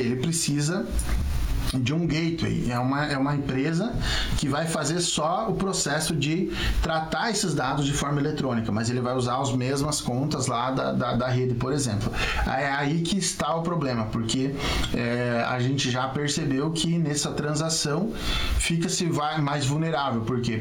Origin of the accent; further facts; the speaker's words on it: Chapecó, Santa Catarina, Brazil; eu sou de Chapecó